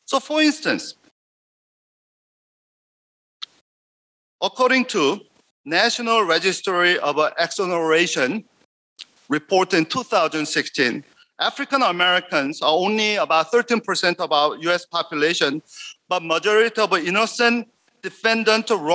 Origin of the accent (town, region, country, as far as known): South Korea; English is a second language; now in United States